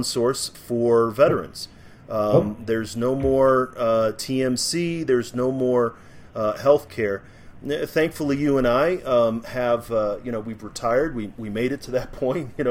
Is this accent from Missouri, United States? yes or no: yes; St. Louis, Missouri, United States; moved away; I grew up in St. Louis